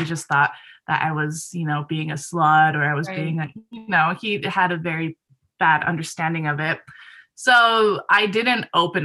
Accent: Japan; moved away; I grew up in Japan where sexual education is also very, very lacking

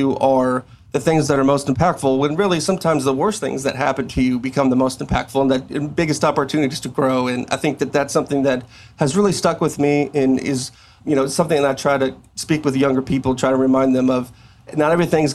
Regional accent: South Texas, United States; now in Coppell, United States; I'm from South Texas, which heavily influenced Hispanic culture. And there's things that I grew up

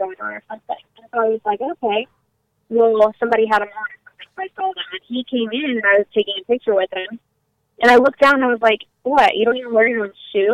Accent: Wimberley, Texas, United States; moved away as an adult; now in California, United States; Small town outside of Austin, Wimberley

